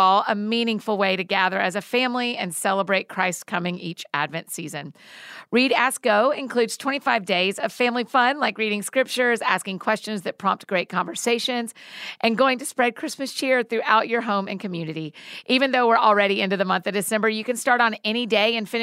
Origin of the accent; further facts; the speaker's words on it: Marietta, Georgia, United States; also born or lived in Atlanta; I grew up in Atlanta. I'm Atlanta born and bred, Marietta girl